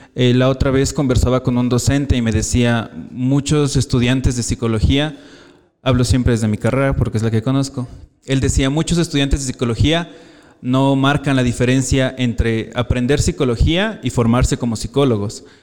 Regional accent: Quito, Pichincha, Ecuador; soy de aquí de Quito

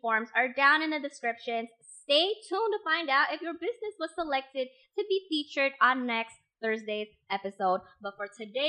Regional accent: Indonesia; moved away; I'm from Indonesia. We don't have this where I'm from.

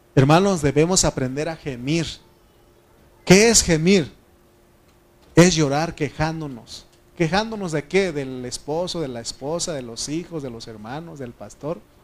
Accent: Mexico; como buen mexicano

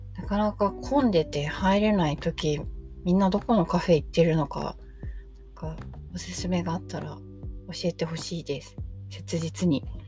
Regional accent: about two stations from Shinjuku Station, Tokyo, Japan; もともと新宿駅から2駅くらいの場所に生まれ育った

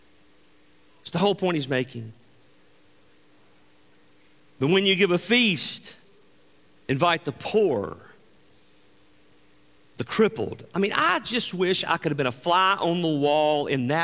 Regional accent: Greenville, Mississippi, United States; moved away as an adult; Angie and I grew up in Greenville, Mississippi, the Mississippi Delta. And we grew up there for the majority of our life until we moved

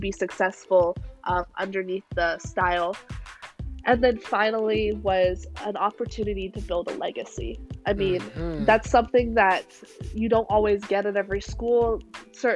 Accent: Vancouver, British Columbia, Canada; moved away; I am from Vancouver, Canada, and on our TVs we would get Pac-12

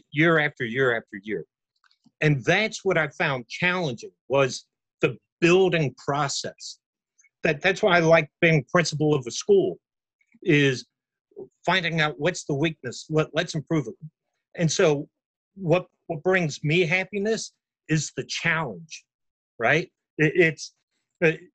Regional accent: near Bloomingdale, Florida, United States; I grew up near Bloomingdale

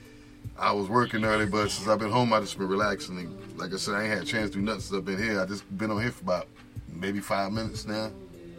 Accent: New Jersey, United States; moved away; I'm originally from Jersey.

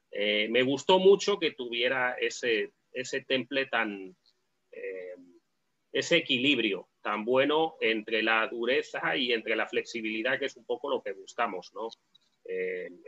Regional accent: Spain; tuve mi época como todo español joven y ahora ya pues tengo el cuchillo que me sirve.

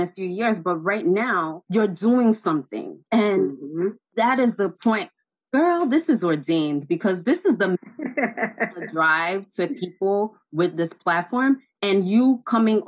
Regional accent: Enugu, Enugu State, Nigeria; now in New York, United States; I'm from Enugu, Nigeria, and people from Enugu, they call them Wawa people. They call us Wawa people.

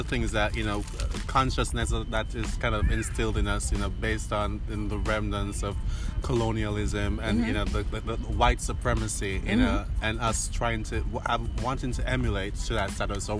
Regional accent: Jamaica; now in Sweden; growing up in Jamaica

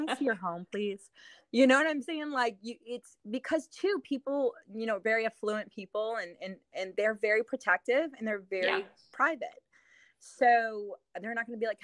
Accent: New Orleans, Louisiana, United States; also born or lived in Metairie, Louisiana / Nashville, Tennessee; I'm born and raised in New Orleans.

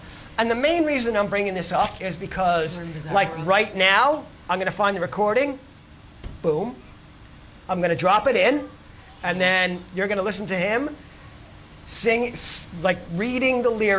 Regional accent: New York, United States; as a New Yorker

